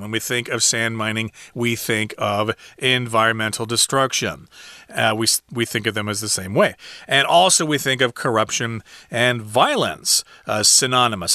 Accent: Midwest, United States; I'm from the Midwest in the United States

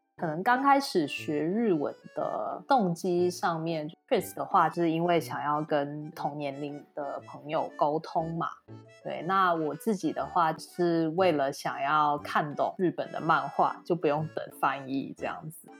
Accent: Singapore; 我本身是新加坡人

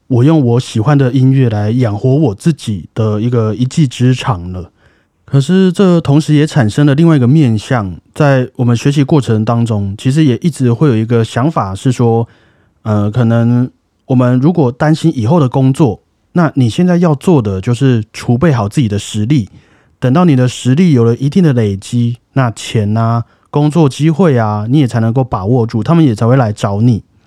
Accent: Taoyuan, Taiwan; 我们北部人， 啊， 不要说北部人，桃园人好了

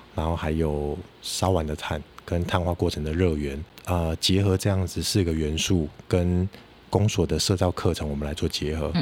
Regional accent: Kaohsiung, Taiwan; moved away as an adult; also born or lived in China; 我本身是高雄人，那是。我住在左营。那我小学的时候就是走路上学嘛，那我印象很深刻。那个时候，呃，从家里走到学校大概是十分钟的路程，那我沿路上就会经过很多的菱角田

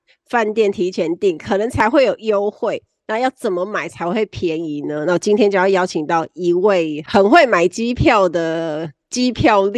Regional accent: Kaohsiung, Taiwan; 我是高雄人。

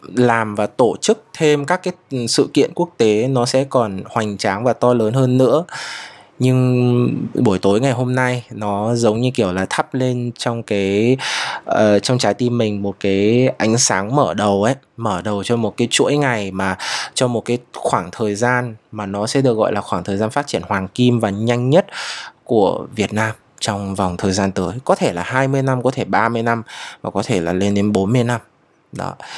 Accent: Vietnam; dân tộc của mình quê hương của mình

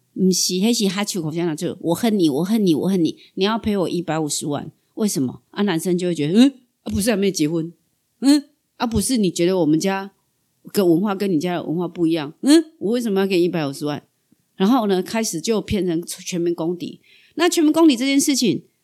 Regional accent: Kaohsiung, Taiwan; accent: southern; 可是你知道我们糕熊人之好嘛

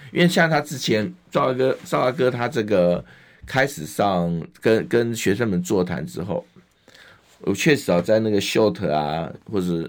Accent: Hualien County, Taiwan; moved away; 我在花莲出生的

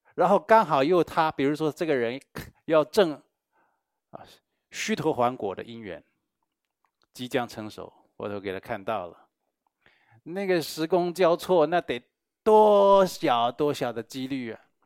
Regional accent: Taiwan; 我们台湾人

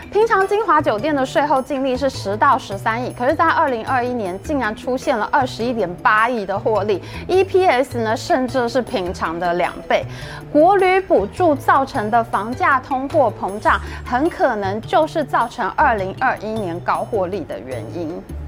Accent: Taiwan; 我们台湾人在自己的台湾呢，去外县市旅游

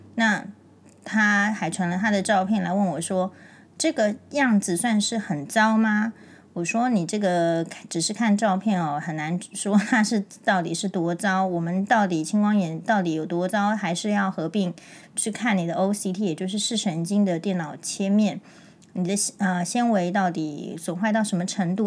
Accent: Taiwan; 在台湾的这种自由民主的生活之，之下，其实我们台湾人

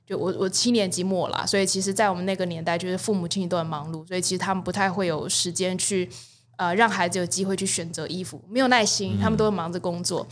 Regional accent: Taiwan; 我们台湾人

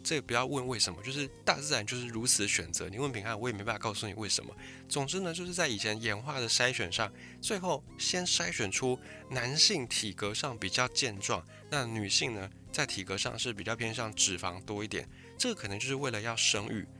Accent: Taiwan; 我是在一个算是蛮传统的闽南家庭

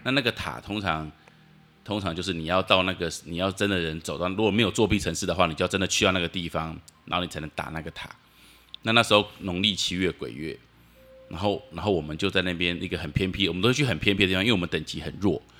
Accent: Taipei, Taiwan; 我们家从小就住在辛亥隧道旁边

